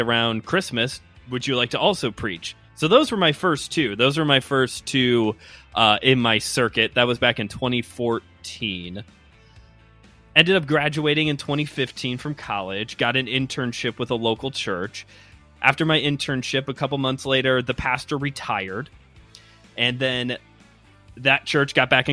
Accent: Chicago, Illinois, United States; accent: Midwestern; my great Midwestern accent, I'm from the Chicago area.

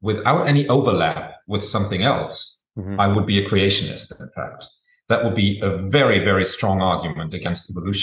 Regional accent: Germany; I was born and raised in Germany

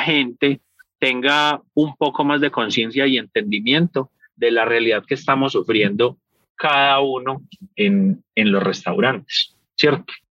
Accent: Paisa, Antioquia, Colombia; moved away; also born or lived in United States; Los paisas, por cultura general, somos los mercaderes y los negociantes más hueputas que hay en el mundo

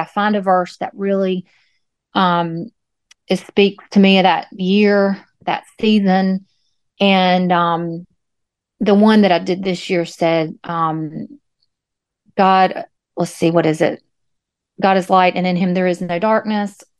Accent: Moore County, North Carolina, United States; born or raised there; moved away as an adult; also born or lived in Greensboro, North Carolina; now in Wallace, United States

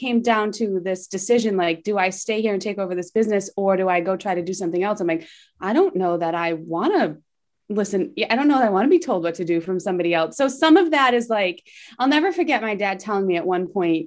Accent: Massachusetts, United States; I was born and raised in Mass

